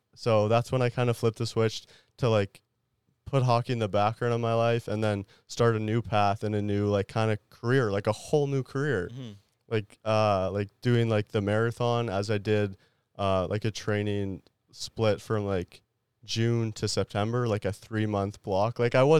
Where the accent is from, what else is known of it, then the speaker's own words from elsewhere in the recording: France; born there; I was born in France.